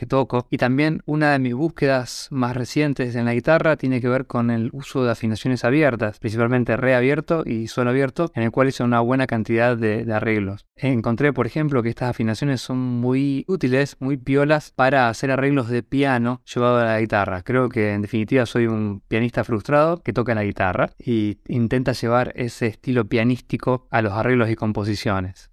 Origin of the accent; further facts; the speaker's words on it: Rosario, Santa Fe, Argentina; now in Buenos Aires, Argentina; guitarrista y compositor oriundo de Rosario, Santa Fe, pero hace muchos años que vivo en Buenos Aires.